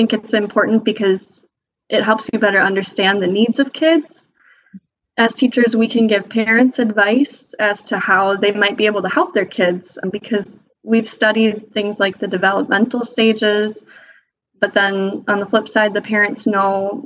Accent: Austin, Minnesota, United States; also born or lived in Decorah, Iowa; I am from Austin, Minnesota. It is a town of about 27,000 people just south of Minneapolis, a couple hours

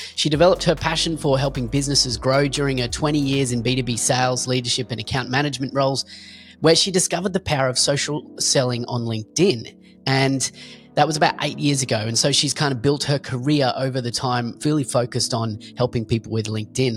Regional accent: Australia; we're both Australian

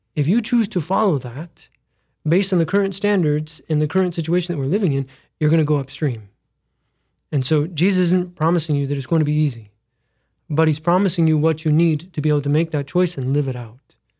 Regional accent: Mitchell, South Dakota, United States; Born and raised in Mitchell, South Dakota

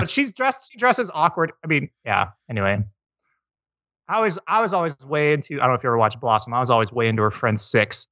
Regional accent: Iowa, United States; I grew up in Iowa, of all places

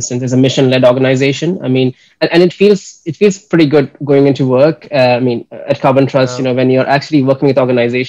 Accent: Kerala, India; moved away as an adult; also born or lived in United States / Graz, Austria; I'm originally from Kerala, a state in India.

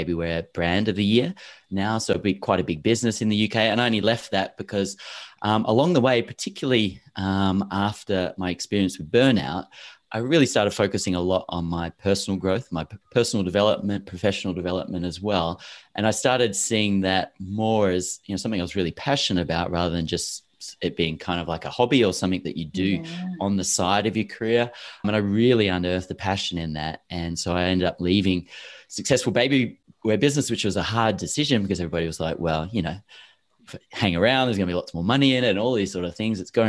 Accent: Perth, Western Australia, Australia; moved away as an adult; also born or lived in Melbourne, Victoria / Paris, France / London, United Kingdom; I grew up in Perth, Western Australia, but I was born in Melbourne on the eastern states

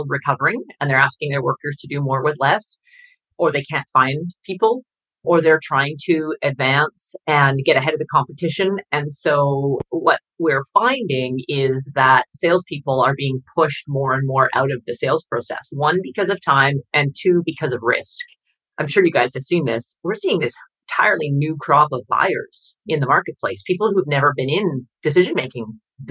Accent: Canada; I'm Canadian

